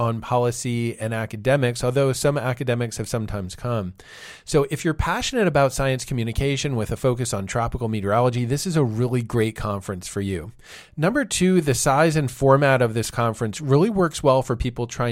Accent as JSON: {"language": "English", "region": "Pennsylvania", "country": "United States", "tie": "born or raised there", "moved": "yes", "said": "I grew up in Pennsylvania"}